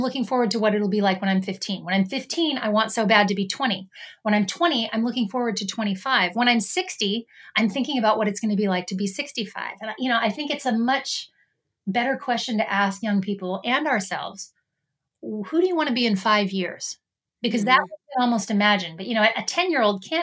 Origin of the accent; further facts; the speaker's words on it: Canada; now in United States; as a Canadian and living in the United States